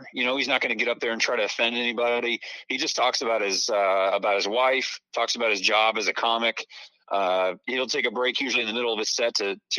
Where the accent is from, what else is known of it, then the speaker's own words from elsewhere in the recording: Lee County, Iowa, United States; moved away; you know that I'm from originally from Lee County, Iowa. I say that loud and proud, and I still have Iowa roots, and I go home often to see my folks there and whatnot.